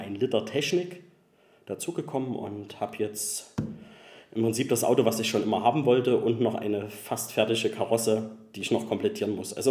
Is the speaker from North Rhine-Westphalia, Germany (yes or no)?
yes; Cologne, North Rhine-Westphalia, Germany; Das muss ich wissen als Kölner.